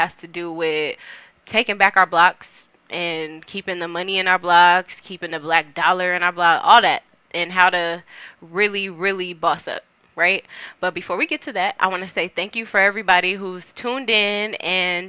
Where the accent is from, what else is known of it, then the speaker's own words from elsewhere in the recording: Carson, California, United States; also born or lived in Compton; I'm from Carson, and I also lived in Compton